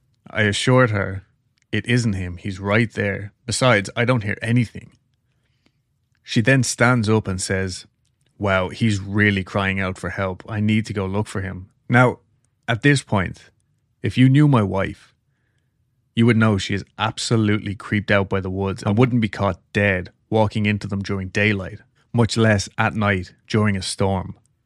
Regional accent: Oregon, United States; also born or lived in Las Vegas, Nevada; Me, growing up in Oregon, loved the rain. And for the past 10 years, we lived in Vegas

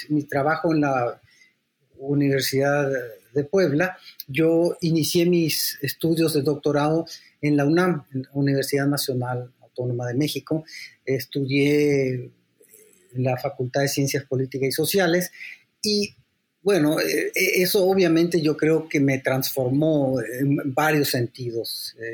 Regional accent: San Salvador, El Salvador; born there; yo soy también salvadoreño, porque yo nací en San Salvador.

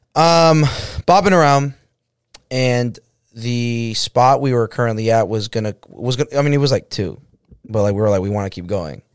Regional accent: Boston, Massachusetts, United States; I'm from Boston

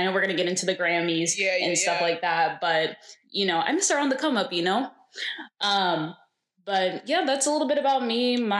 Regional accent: Dallas area, Texas, United States; I'm originally from the Dallas area, suburb, not city.

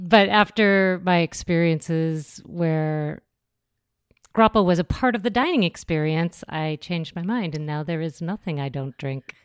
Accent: North Dakota, United States; also born or lived in Minnesota / Los Angeles; now in New York, United States; I grew up in North Dakota.

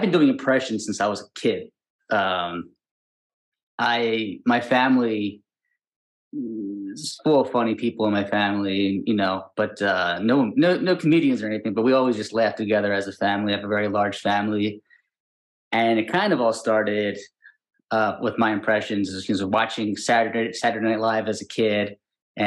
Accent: Pikesville, Maryland, United States; moved away as an adult; also born or lived in Baltimore, Maryland; now in Los Angeles, United States; I'm from Pikesville originally

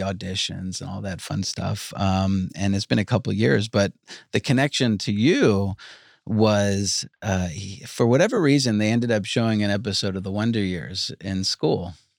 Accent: Long Island, New York, United States; moved away as an adult; also born or lived in Georgia; I grew up in Long Island

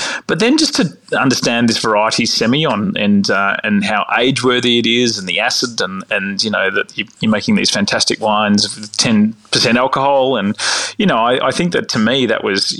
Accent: Victoria, Australia; You know, I grew up on the Mornington Peninsula producing cool climate wines. We're in a family that was producing cool climate wines, you know, Chardonnay and Pinot.

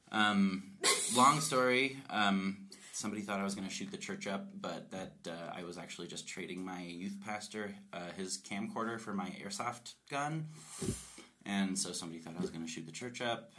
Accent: Colorado, United States; I'm I'm from Colorado. I'm a fifth generation uh, Coloradan

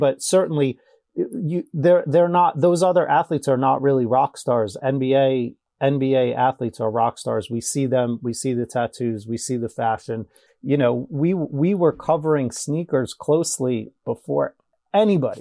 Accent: New York, United States; growing up in New York, it's, it's such a, uh, pro sports town.

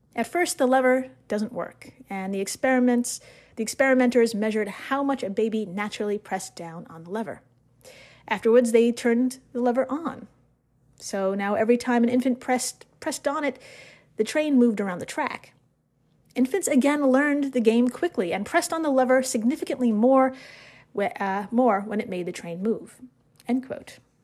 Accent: United States; As an American

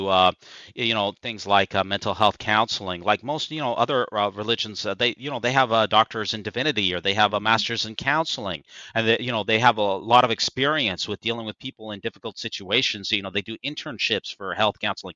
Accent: Utah, United States; moved away; This is my home state.

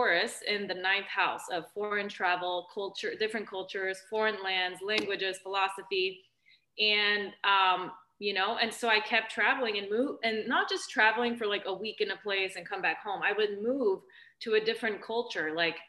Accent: St. Louis, Missouri, United States; English is a second language; moved away as an adult; also born or lived in Germany / Canada / Vancouver / France; And I moved there when I was about 8 years old. I didn't speak a word of English.

